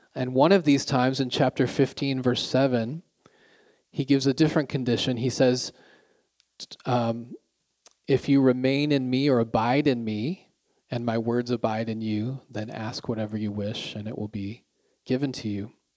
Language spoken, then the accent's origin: English; Canada; now in Pyeongtaek, South Korea; I'm Canadian